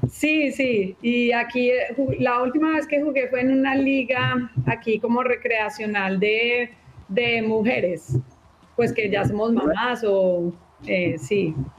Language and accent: Spanish; Colombia; now in Texas, United States; como crecí en Colombia, el fútbol allá es una pasión